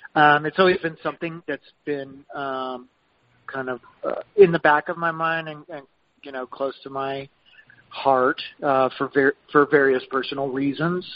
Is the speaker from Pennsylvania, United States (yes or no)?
no; Lubbock, Texas, United States; moved away as an adult; also born or lived in Santa Fe, New Mexico; I was born and raised in Lubbock, Texas.